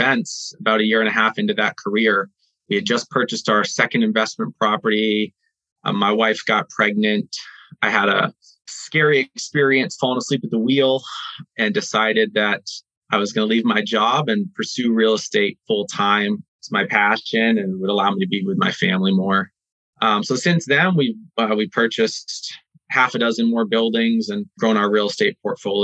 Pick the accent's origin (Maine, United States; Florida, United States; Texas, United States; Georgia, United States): Maine, United States; I grew up in Maine